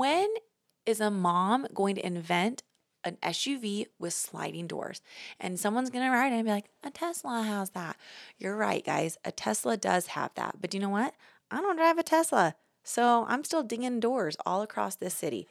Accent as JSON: {"language": "English", "town": "New York City", "region": "New York", "country": "United States", "said": "The New Yorker in me"}